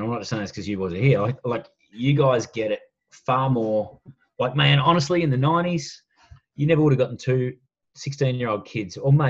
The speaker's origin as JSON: {"language": "English", "town": "Melbourne", "region": "Victoria", "country": "Australia", "tie": "born or raised there", "also_born_or_lived": "Hong Kong / Perth / Shepparton", "said": "So I grew up in Melbourne and Hong Kong for 6 years."}